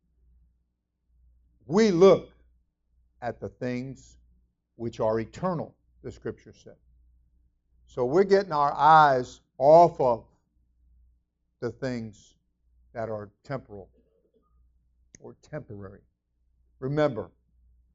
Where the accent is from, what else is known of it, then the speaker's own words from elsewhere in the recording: South Florida, United States; I'm from South Florida